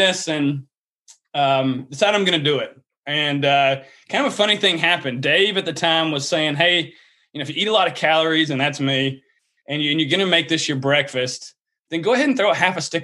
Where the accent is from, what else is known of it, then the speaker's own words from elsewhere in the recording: the South, United States; accent: Southern; you can hear my Southern accent